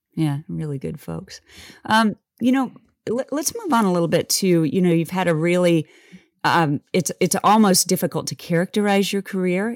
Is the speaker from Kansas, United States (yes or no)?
yes; Wellsville, Kansas, United States; our school was kindergarten through twelfth grade in one building